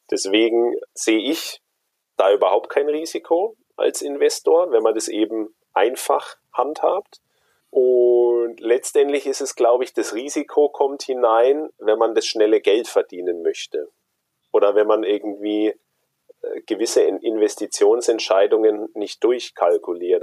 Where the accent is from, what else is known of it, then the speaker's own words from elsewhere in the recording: Germany; bei uns in Deutschland